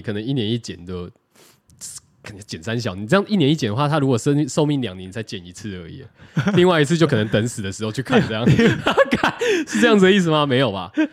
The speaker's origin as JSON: {"language": "Chinese", "country": "Taiwan", "said": "我们台湾人"}